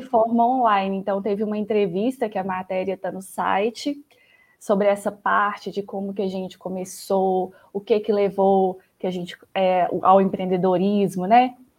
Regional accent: Belo Horizonte, Minas Gerais, Brazil; accent: mineiro; Eu sou de BH, sotaque mineiro não, deixa, não me deixa mentir

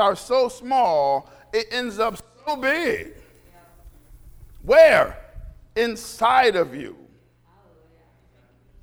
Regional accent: United States; We're American.

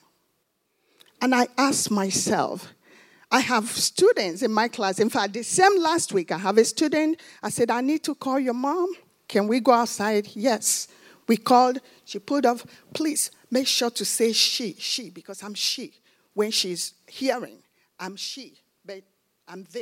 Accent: Nigeria; now in United States; I'm from Nigeria.

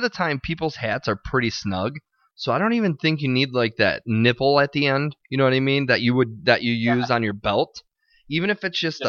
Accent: Ireland; maybe my head's just too big because I'm an Irish guy, but...

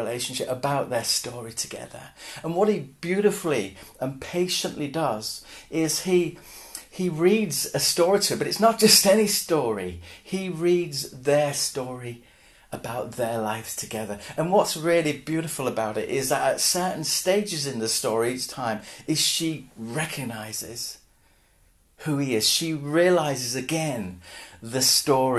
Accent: Hull, Yorkshire and the Humber, United Kingdom; I'm from Hull originally

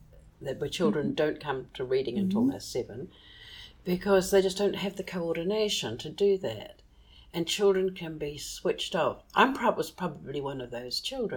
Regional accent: New Zealand; there was something inferior about being a Kiwi because we didn't appear in any of our books.

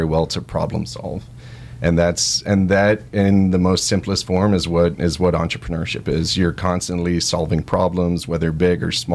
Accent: Laredo, Texas, United States; also born or lived in Austin, Texas; So I was born in Austin, Texas, and grew up down in Laredo, Texas, in South Texas, right on the border to Mexico

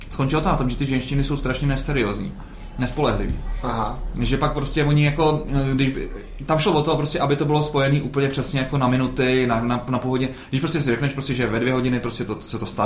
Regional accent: South Bohemian Region, Czechia; Já jsem z Jižních Čech.

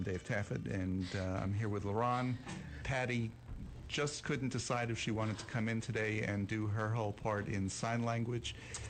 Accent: New York, United States; now in Dallas, United States; I grew up in New York.

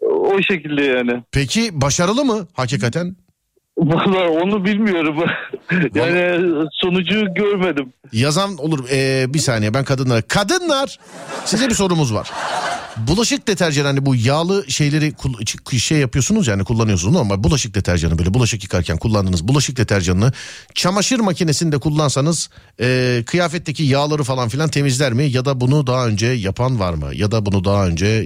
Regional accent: Bozüyük, Bilecik Province, Turkey; Bilecik Bozüyük.

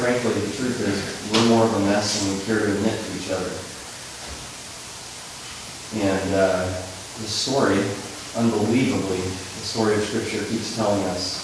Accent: California, United States; growing up in California

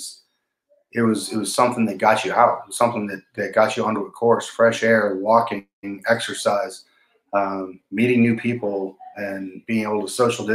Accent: Bozeman, Montana, United States; moved away; also born or lived in Germany; born in Bozeman, Montana.

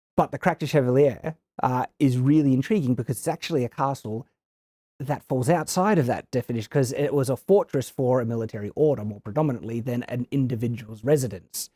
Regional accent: Australia; I come from Australia

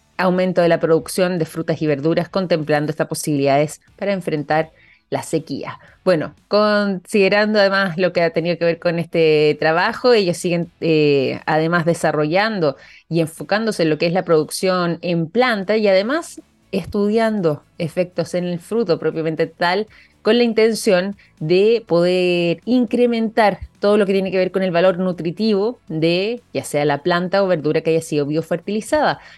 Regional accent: Chile; nosotros como chilenos

